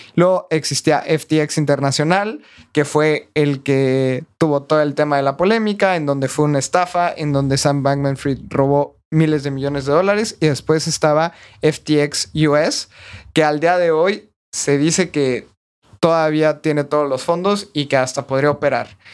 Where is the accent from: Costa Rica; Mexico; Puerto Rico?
Mexico; yo también todavía estoy un poco escéptico como mexicano